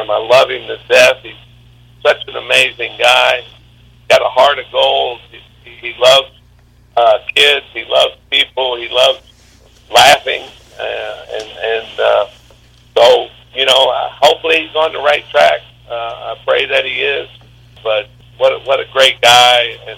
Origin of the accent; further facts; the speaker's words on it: Biloxi, Mississippi, United States; our beautiful Double A ballpark in downtown Biloxi, literally a few hundred yards from where I grew up.